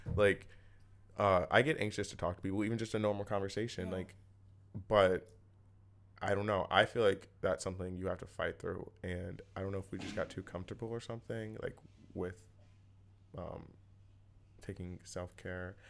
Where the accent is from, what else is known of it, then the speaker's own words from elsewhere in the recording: Ohio, United States; moved away as an adult; now in New York City, United States; I'm from Ohio